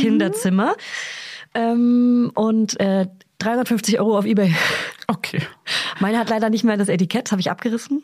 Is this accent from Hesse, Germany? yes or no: no; Hof, Bavaria, Germany; ich komme aus Hof oder aus Beihof